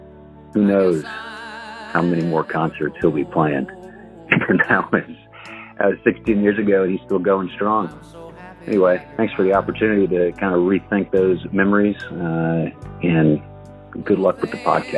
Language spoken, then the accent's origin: English; East Coast, United States; moved away as an adult; now in Texas, United States; I grew up on the East Coast, but my grandfather was from Texas.